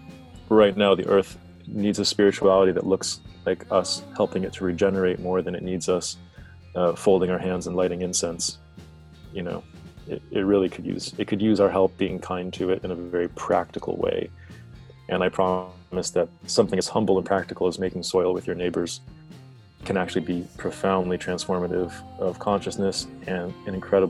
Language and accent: English; North Carolina, United States; also born or lived in Hawaii / New York; This was in the Southeast. The southeastern United States, or the South, as other people might know it around the world, North Carolina.